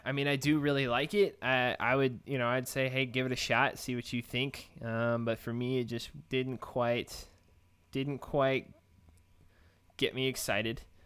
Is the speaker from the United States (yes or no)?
yes; Texas, United States; I'm from Texas.